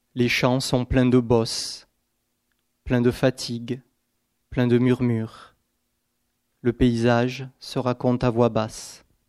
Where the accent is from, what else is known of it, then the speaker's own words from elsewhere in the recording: Aveyron, Occitania, France; also born or lived in Gers; les paysages de mon enfance, donc plutôt en Aveyron